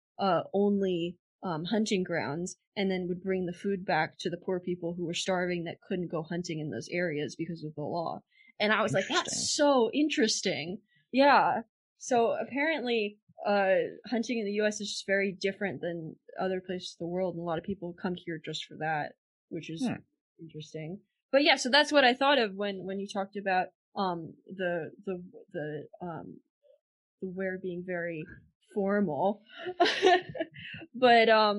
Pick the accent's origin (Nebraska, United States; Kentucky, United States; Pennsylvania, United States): Pennsylvania, United States; I'm from Pennsylvania and we got the first day of hunting season off from school every single day